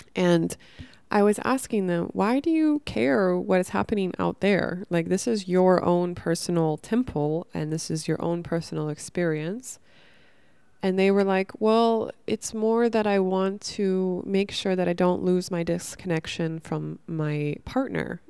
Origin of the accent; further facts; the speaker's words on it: Northern California, United States; I grew up in Northern California